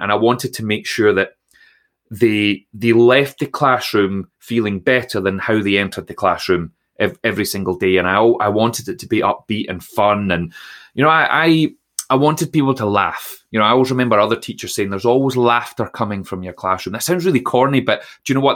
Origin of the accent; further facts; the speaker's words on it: Troon, Scotland, United Kingdom; I grew up in Troon in Ayrshire